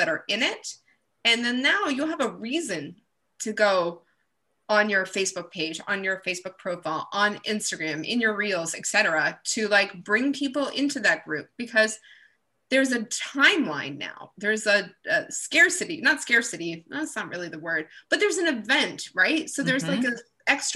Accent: Canada; I'm Canadian.

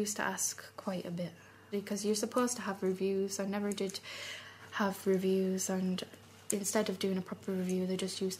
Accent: Carlisle, North West England, United Kingdom; also born or lived in Dublin; I live in Carlisle in England, but I'm from Dublin. But I've been there since I was 3 now, so...

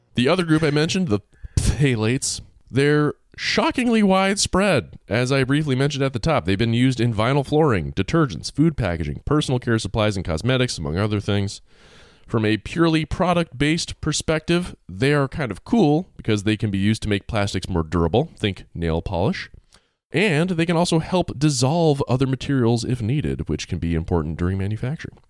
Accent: Massachusetts, United States; my home state of Mass, Massachusetts

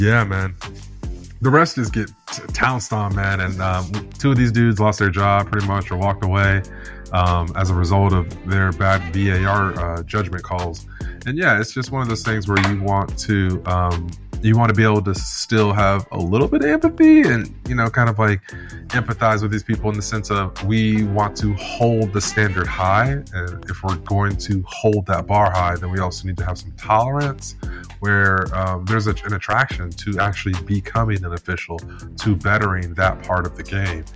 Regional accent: Ipswich, East of England, United Kingdom; Ipswich Town. You know, my hometown team

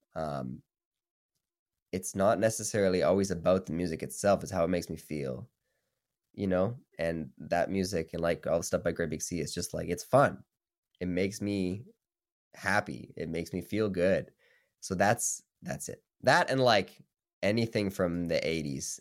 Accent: Saskatoon, Saskatchewan, Canada; moved away as an adult; now in Toronto, Canada; I'm from Saskatoon, so I'm, like, across the country

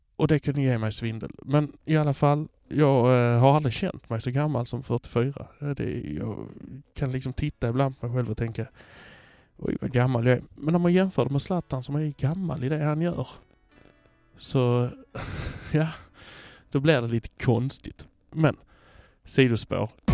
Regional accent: Hör, Skåne, Sweden; also born or lived in Malmö; Jag kommer från Hör

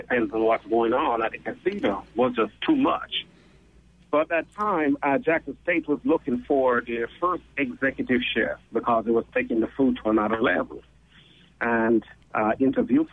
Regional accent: Jamaica; moved away

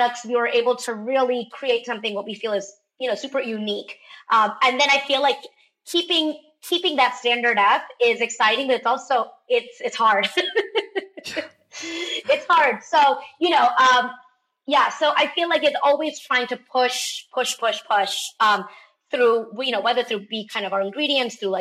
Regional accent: Darjeeling, West Bengal, India; moved away; We grew up in the tea estates, in the Himalayas near Darjeeling.

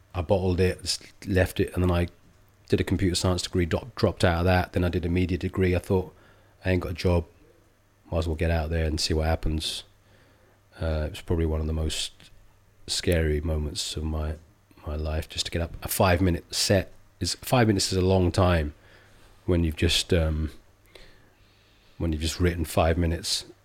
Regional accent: England, United Kingdom; when I grew up, I was born in the seventies, mid-seventies. It was very diff-, England was a very different place

